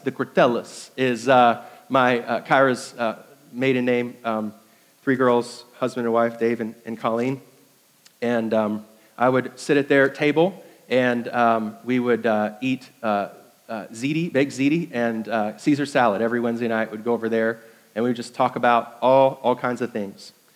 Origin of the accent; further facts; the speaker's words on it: New York, United States; moved away as an adult; also born or lived in Indiana; now in Greenville, United States; I was uh, 10 years in Indiana, 10 years in New York, and now 17 years here in South Carolina